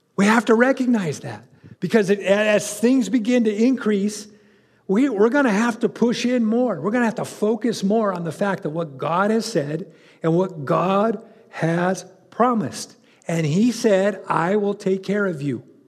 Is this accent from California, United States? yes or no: yes; California, United States; moved away; I grew up in California